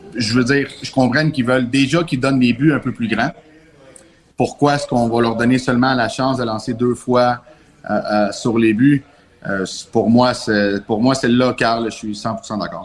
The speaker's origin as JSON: {"language": "French", "town": "Montreal", "region": "Quebec", "country": "Canada", "moved": "as an adult", "lives_now": "Quebec City, Canada", "said": "je viens de Montréal normalement. Puis euh, les, Capitales m'ont, amené emmené ici"}